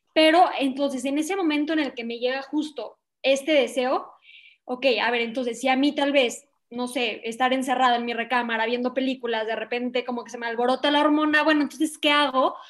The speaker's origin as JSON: {"language": "Spanish", "town": "León", "region": "Guanajuato", "country": "Mexico", "said": "soy de León, Guanajuato, México"}